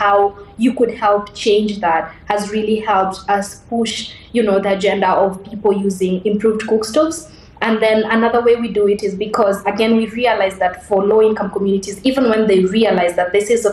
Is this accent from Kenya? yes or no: yes; Nairobi, Kenya; I grew up in Mukuru, which is one of the biggest slums in Nairobi.